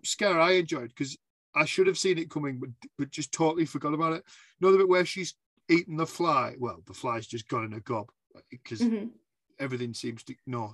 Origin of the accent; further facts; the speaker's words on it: the north of England, United Kingdom; I'm Northern England